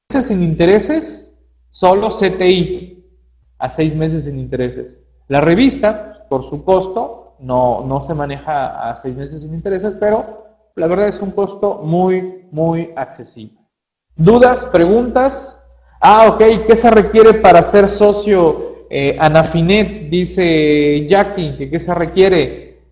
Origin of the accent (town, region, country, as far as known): Mexico